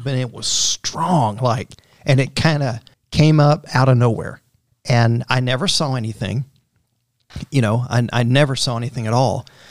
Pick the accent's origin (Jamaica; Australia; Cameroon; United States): United States; Central Florida; I grew up in Central Florida